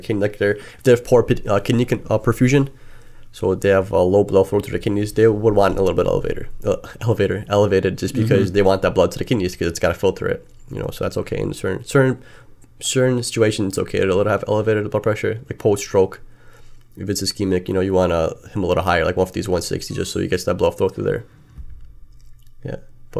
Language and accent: English; Chicago, Illinois, United States; we like pizza, we're from Chicago. We like pizza. We like deep dish pizza.